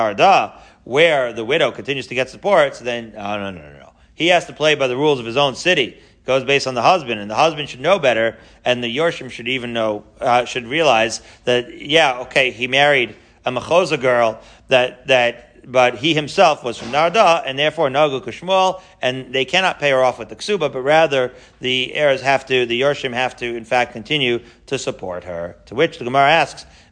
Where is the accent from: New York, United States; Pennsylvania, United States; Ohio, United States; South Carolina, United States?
New York, United States; Merrick; I grew up in Merrick, Long Island